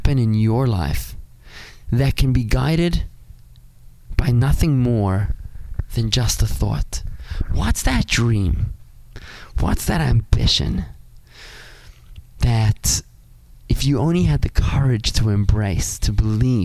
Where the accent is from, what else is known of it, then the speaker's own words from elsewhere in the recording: South Africa; now in Palm Beach Gardens, United States; I'm a South African kid